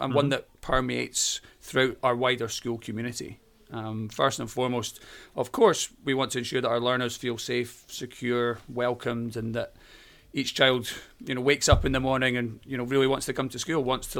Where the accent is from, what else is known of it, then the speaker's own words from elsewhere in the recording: Edinburgh, Scotland, United Kingdom; accent: Scottish; As you can probably tell from my accent, I'm Scottish. I was born and bred in Edinburgh, in the city centre of Edinburgh.